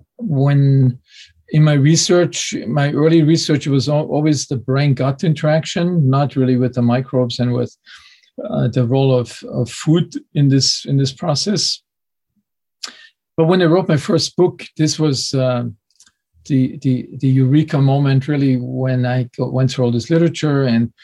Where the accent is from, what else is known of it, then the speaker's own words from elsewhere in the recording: Munich, Bavaria, Germany; English is a second language; growing up in Munich in southern Germany, this was certainly not the place for known for its healthiest diet